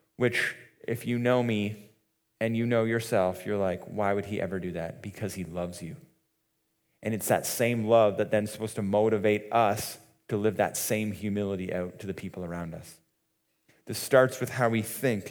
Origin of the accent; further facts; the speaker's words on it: Muskoka, Ontario, Canada; we grew up in Muskoka